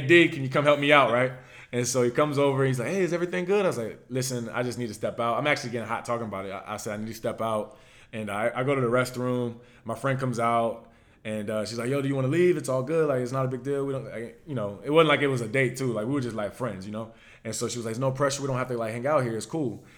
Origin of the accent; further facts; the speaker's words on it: Virginia, United States; accent: Virginia; I'm from Virginia